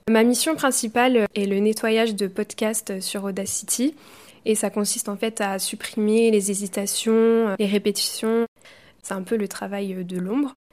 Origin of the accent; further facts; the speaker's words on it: Brittany, France; j'ai 20 ans et euh, je suis bretonne.